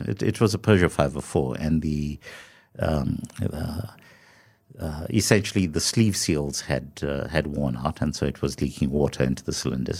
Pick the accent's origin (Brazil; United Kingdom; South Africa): South Africa; as a South African, you know, carrying your South African passport